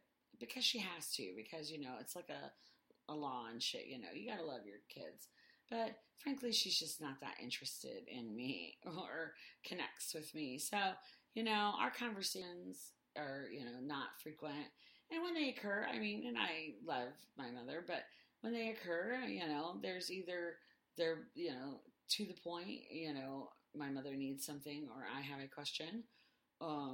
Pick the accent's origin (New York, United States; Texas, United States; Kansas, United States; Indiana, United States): Indiana, United States; we're from Indiana